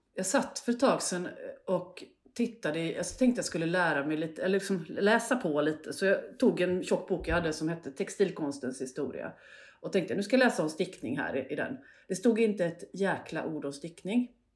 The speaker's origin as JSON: {"language": "Swedish", "town": "Hällsjunga", "region": "Västra Götaland", "country": "Sweden", "tie": "born or raised there", "said": "en by som heter Hållsjunga. Fint som ligger ungefär mittemellan Borås och Falkenberg."}